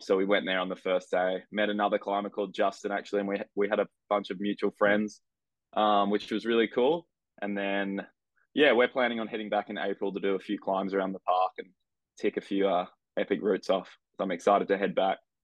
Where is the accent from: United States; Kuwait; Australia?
Australia; Avalon Beach, New South Wales; i grew up in a place called avalon beach which is uh, about an hour and a half north of sydney